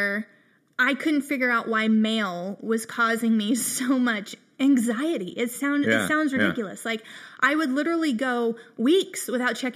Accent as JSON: {"language": "English", "region": "Colorado", "country": "United States", "also_born_or_lived": "the South", "moved": "yes", "said": "I'm from Colorado"}